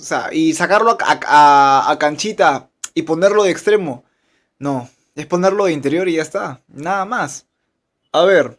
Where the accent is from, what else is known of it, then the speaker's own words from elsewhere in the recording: Peru; como peruanos